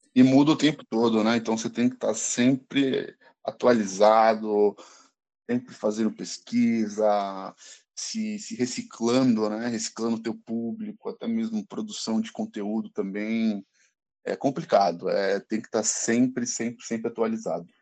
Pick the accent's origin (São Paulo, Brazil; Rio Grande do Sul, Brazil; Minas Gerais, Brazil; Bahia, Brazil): São Paulo, Brazil; nascido e criado aqui em São Paulo, capital